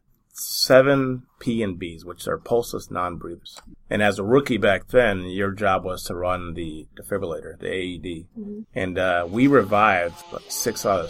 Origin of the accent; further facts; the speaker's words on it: Delavan, Wisconsin, United States; also born or lived in Milwaukee, Wisconsin; now in Madison, United States; Originally, I was born in Milwaukee. I lived here for a very short time, though, but I actually went to the same, grew up in Delavan, Wisconsin